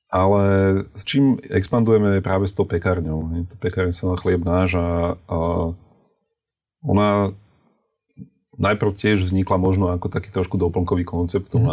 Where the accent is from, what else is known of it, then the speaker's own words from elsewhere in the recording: Trnava, Trnava Region, Slovakia; now in Bratislava, Slovakia; ja som z Trnavy, ale žijeme v Bratislave